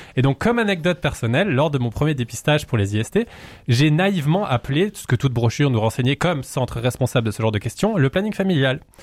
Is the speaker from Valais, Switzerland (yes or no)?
yes; Valais, Switzerland; je suis valaisan